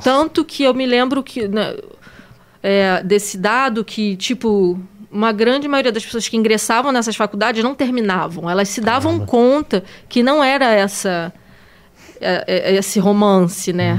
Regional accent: Brazil; now in France

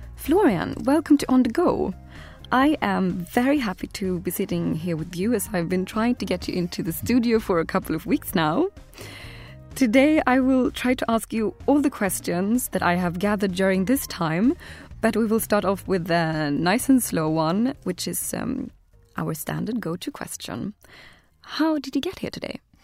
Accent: Sweden; I'm from Sweden

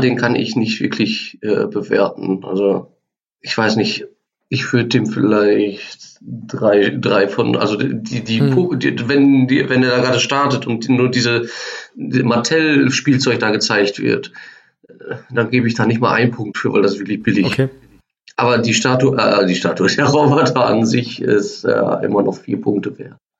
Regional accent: Germany; wir als Deutsche

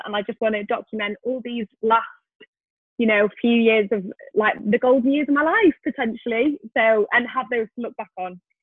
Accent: Wales, United Kingdom; moved away; I am originally from Wales

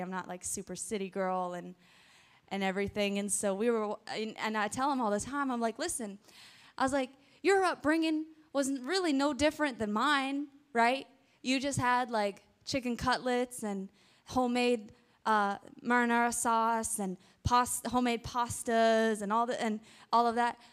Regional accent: Pensacola, Florida, United States; I was born in Pensacola, Florida. So Escambia County, Santa Rosa County in that area.

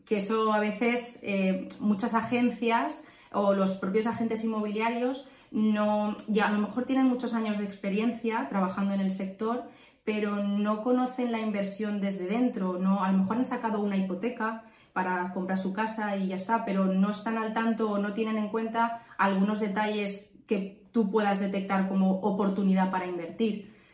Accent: Valencia, Valencian Community, Spain; soy de Valencia, tengo 30 años

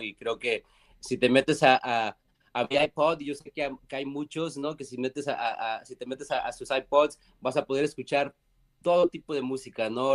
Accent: Mexico; moved away; mi tierra, mi tierra mexicana

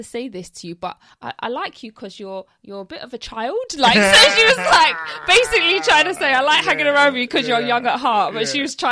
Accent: London, United Kingdom; I've been raised Jamaican in London, in England.

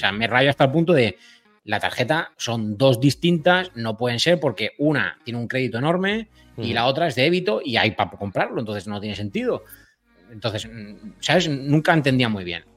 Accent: Elche, Valencian Community, Spain; soy de Elche, no soy de, Murcia

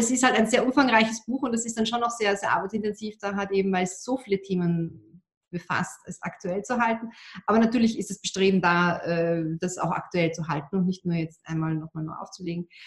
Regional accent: Austria; was ich als Österreicherin immer schweren Herzen zugeben muss, ich bin mit einem Deutschen verheiratet.

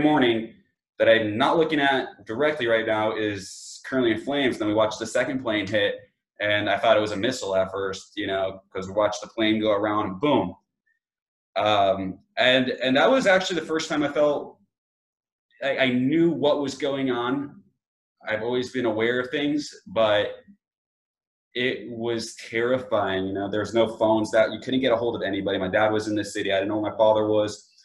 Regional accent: Long Island, New York, United States; where I grew up in Long Island, from New York, in Long Island where I grew up

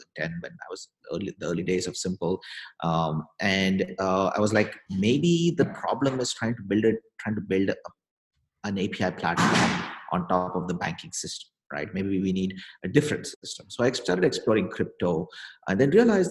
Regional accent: Bangalore, Karnataka, India; moved away as an adult; also born or lived in Europe / New York; now in United States; I'm from India. Was born and grew up in Bangalore

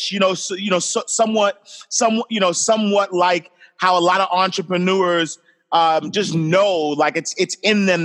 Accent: New York City, New York, United States; I grew up in Harlem.

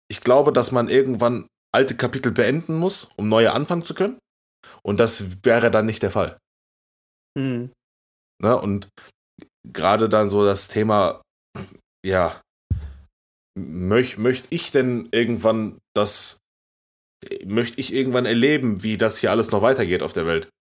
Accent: Turkey; aber ich bin Türke

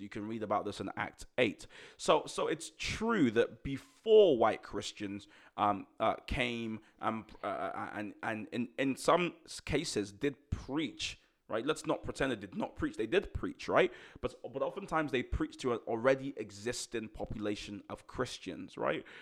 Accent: Nigeria; moved away; growing up in Nigeria, I was only there for a few years

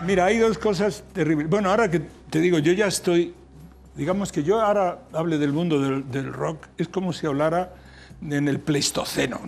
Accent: Granada, Andalusia, Spain; moved away; vengo de una ciudad donde el, el último cartel que vi yo cuando salí de Granada

